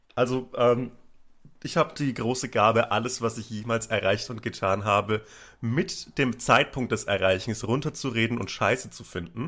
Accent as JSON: {"language": "German", "area": "Upper Franconia, near Bamberg", "region": "Bavaria", "country": "Germany", "tie": "born or raised there", "said": "ich bin in Oberfranken aufgewachsen, zwischen äh, in der Nähe von Bamberg"}